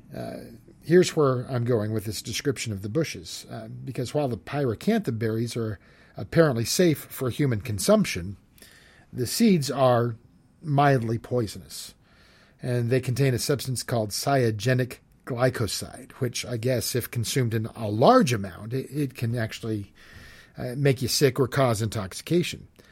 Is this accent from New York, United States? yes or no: no; San Jose, California, United States; moved away as an adult; also born or lived in Smith Rock area, Oregon; now in Oregon, United States; I grew up in, uh, California in the Bay Area. I grew up in San Jose